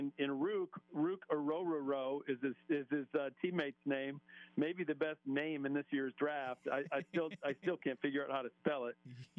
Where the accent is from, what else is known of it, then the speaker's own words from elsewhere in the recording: Michigan, United States; my home state of Michigan